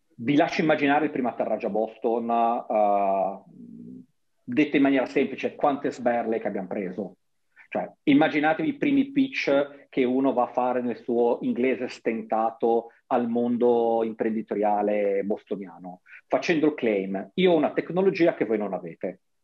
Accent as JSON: {"language": "Italian", "town": "Genoa", "region": "Liguria", "country": "Italy", "tie": "born or raised there", "moved": "yes", "said": "nella mia città natale"}